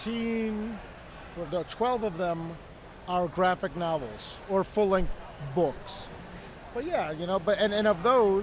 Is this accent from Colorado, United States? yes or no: no; Toledo, Ohio, United States; I grew up in Toledo, Ohio.